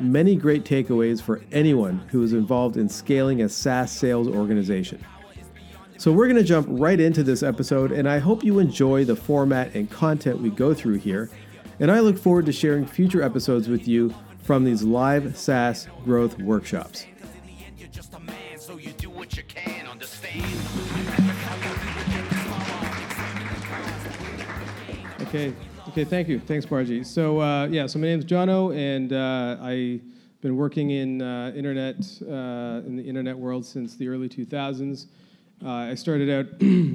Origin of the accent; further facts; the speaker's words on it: Toronto, Ontario, Canada; I run here in my hometown of Toronto, Canada